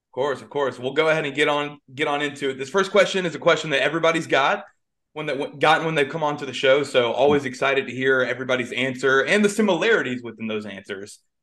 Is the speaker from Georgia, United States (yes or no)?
yes; Atlanta, Georgia, United States; you're an Atlanta kid like myself